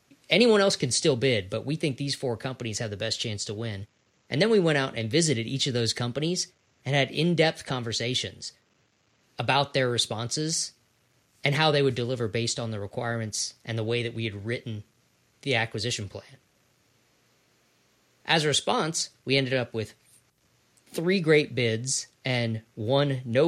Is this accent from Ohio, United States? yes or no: yes; Ohio, United States; I'm from Ohio.